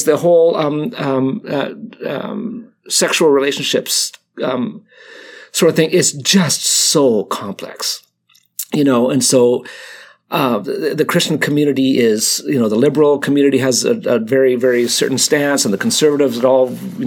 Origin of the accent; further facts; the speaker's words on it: Canada; I'm Canadian